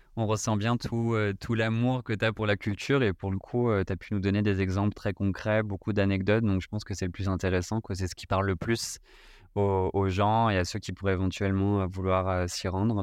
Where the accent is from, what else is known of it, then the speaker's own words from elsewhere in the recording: France; en tant que Français